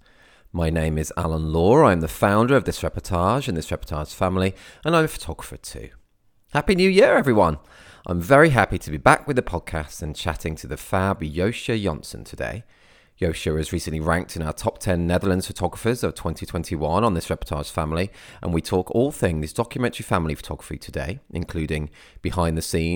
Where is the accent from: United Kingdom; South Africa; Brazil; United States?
United Kingdom; I am British.